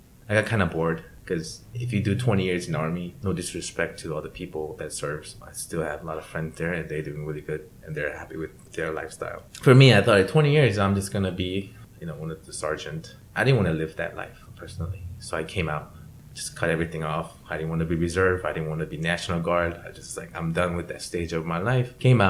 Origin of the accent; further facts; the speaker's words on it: San Diego, California, United States; I was this kid from San Diego hanging out with some guy from Alabama